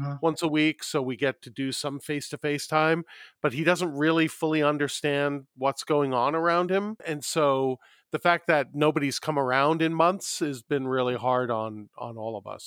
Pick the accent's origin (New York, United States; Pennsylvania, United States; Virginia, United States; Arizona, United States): New York, United States; now in Southern California, United States; I'm from New York originally